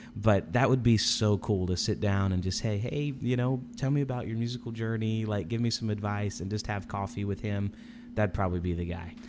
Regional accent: Indianapolis, Indiana, United States; also born or lived in Chicago area; I grew up in Indianapolis

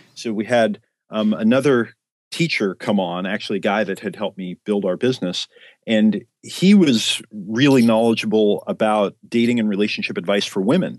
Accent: Oregon, United States; moved away as an adult; also born or lived in San Diego, California; I grew up in Oregon, literally out in the backwoods

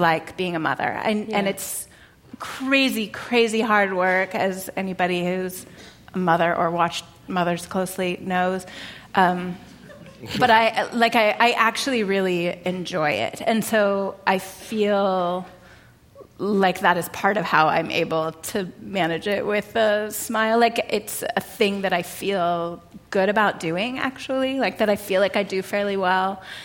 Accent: Monterey, California, United States; also born or lived in New York City; now in Berkeley, United States; I grew up in Monterey, which is about 2 hours south of San Francisco

